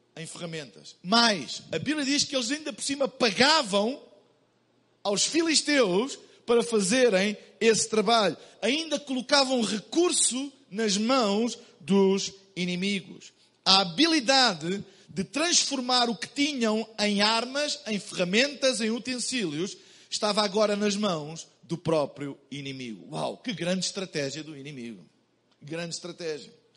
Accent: Portugal; Eu vim de Portugal

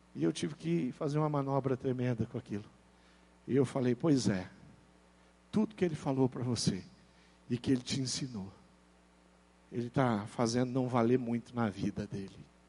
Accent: Brazil; Eu sou brasileiro, eu vivo no Brasil

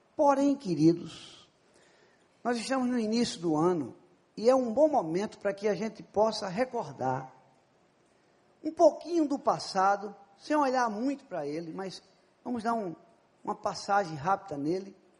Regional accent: Paraíba, Brazil; Eu sou da Paraíba

